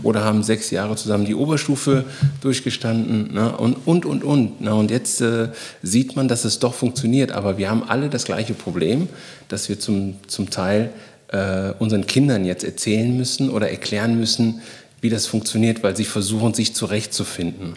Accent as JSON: {"language": "German", "town": "Bonn", "region": "North Rhine-Westphalia", "country": "Germany", "tie": "born or raised there", "also_born_or_lived": "Guinea / Cologne", "said": "in Bonn und Köln, wo ich groß geworden bin"}